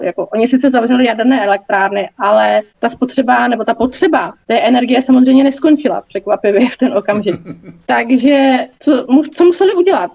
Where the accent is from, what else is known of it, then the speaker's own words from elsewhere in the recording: Czechia; jako Češi a jako české firmy